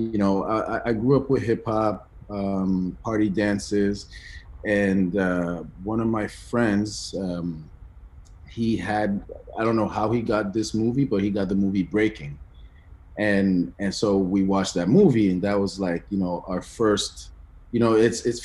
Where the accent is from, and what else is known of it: Ottawa, Ontario, Canada; born or raised there; also born or lived in Benin